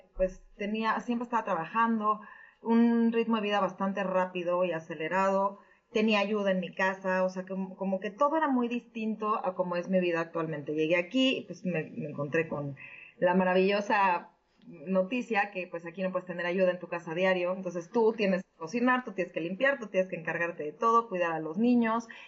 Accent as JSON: {"language": "Spanish", "region": "Mexico City", "country": "Mexico", "moved": "as an adult", "lives_now": "Connecticut, United States", "said": "soy de México DF."}